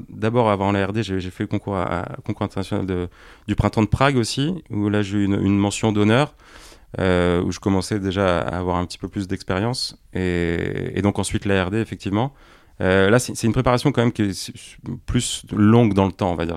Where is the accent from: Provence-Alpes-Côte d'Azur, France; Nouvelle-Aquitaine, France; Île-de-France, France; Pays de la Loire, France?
Provence-Alpes-Côte d'Azur, France; Pertuis; moved away; also born or lived in Paris; je suis originaire de, la région d'Aix-en-Provence, de Pertuis exactement.